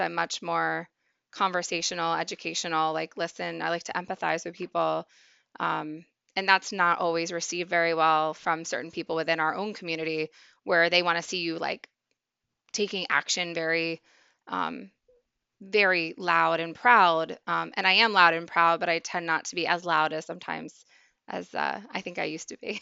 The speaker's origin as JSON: {"language": "English", "region": "Maryland", "country": "United States", "tie": "born or raised there", "also_born_or_lived": "Pennsylvania", "moved": "yes", "said": "I grew up in Maryland, eventually moved to Pennsylvania"}